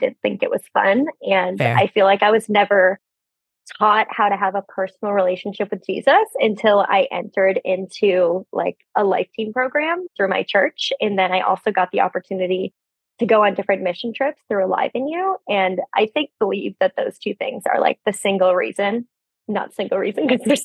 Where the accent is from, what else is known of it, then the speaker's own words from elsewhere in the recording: Wisconsin, United States; moved away as an adult; also born or lived in Orlando, Florida; now in Atlanta, United States; I am originally from Wisconsin